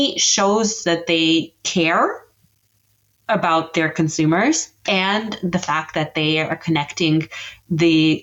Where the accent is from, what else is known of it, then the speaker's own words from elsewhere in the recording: Canada; I'm Canadian